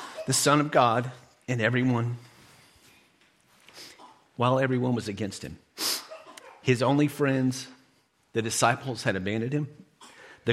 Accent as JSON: {"language": "English", "country": "United States", "said": "as an American"}